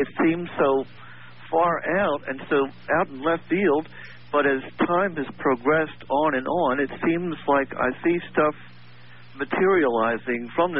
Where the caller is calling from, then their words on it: Columbia, South Carolina, United States; I am calling from Columbia